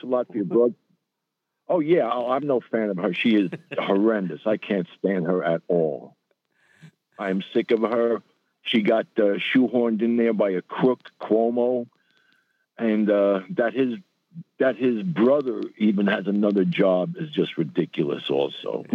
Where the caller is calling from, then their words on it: New York, United States; I'm calling from the Northwest Bronx